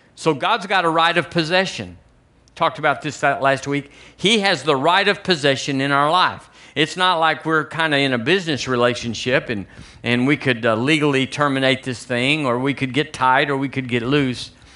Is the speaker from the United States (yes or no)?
yes; United States; also born or lived in Tuscaloosa, Alabama; we're American